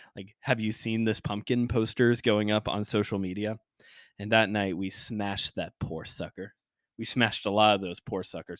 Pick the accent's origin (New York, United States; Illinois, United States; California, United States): Illinois, United States; Chicago; I'm from Chicago land